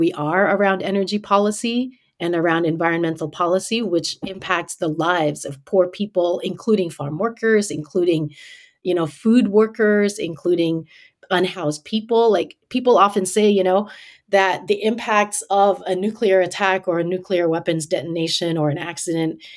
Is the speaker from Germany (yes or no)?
no; Philippines; moved away; also born or lived in Washington State; I grew up in the Philippines at a time when the Philippines was held under martial law